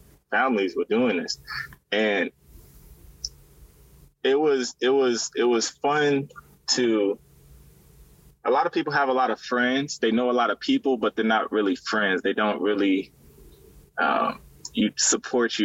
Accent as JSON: {"language": "English", "region": "California", "country": "United States", "also_born_or_lived": "Louisiana", "moved": "yes", "said": "I'm originally from California"}